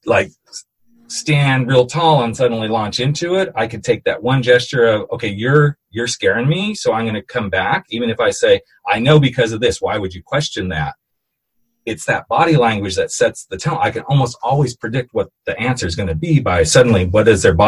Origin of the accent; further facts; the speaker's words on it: United States; I'm American